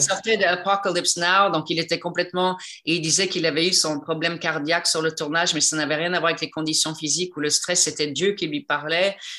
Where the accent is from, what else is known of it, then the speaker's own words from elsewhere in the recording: Quebec, Canada; moved away; je suis québécoise, donc je défends les, acteurs de mon pays